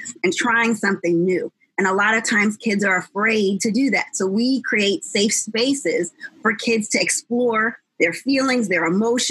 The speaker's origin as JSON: {"language": "English", "region": "New Jersey", "country": "United States", "tie": "born or raised there", "moved": "yes", "lives_now": "Los Angeles, United States", "said": "I'm not from California, I'm from New Jersey. And I didn't know at the time, of course, because I was a kid, that I literally lived in the third best school district in New Jersey"}